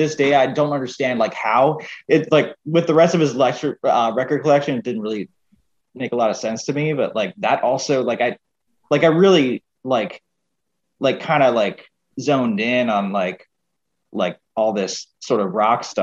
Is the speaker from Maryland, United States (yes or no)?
yes; Maryland, United States; moved away; I'm from Maryland originally